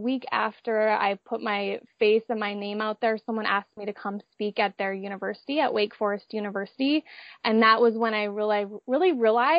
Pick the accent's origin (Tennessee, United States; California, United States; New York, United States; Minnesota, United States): Minnesota, United States; moved away as an adult; now in San Diego, United States; I grew up in Minnesota, but moved out to San Diego for college